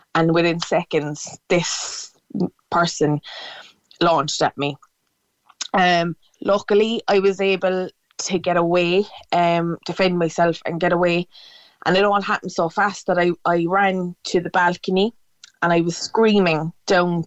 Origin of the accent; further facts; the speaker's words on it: Cork, Munster, Ireland; I'm from Cork City